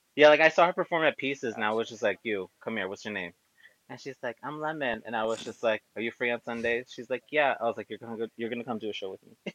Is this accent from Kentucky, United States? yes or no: no; New Rochelle, New York, United States; I grew up in I was born in New Rochelle in Westchester, um, but my family's Mexican